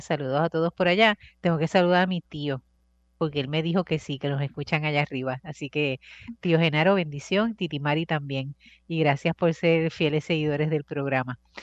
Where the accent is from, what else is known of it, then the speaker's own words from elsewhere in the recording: Bayamón, Puerto Rico; yo soy de Bayamón